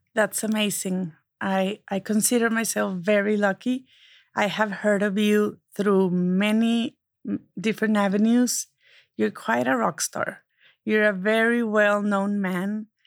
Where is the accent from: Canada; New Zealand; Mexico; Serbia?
Mexico; now in United States; I can still be Mexican, and I can be a proud American.